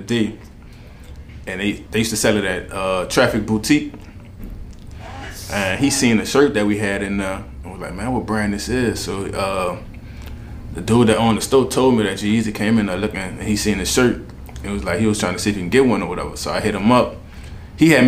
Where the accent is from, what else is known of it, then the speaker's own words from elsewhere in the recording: Marrero, Louisiana, United States; accent: New Orleans; From the West Bank, West Side, Marrero, Harvey. That's where I grew up at.